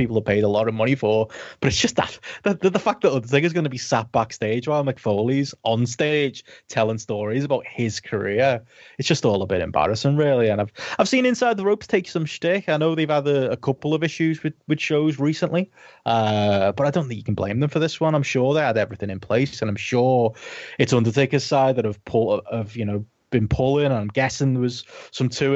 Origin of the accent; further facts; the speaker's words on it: Liverpool, North West England, United Kingdom; my hometown